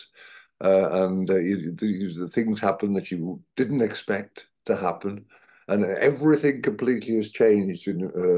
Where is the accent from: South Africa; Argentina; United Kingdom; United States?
United Kingdom; Midlands; accent: Midlands; I'm from the Midlands. You may notice in the accent occasionally slips.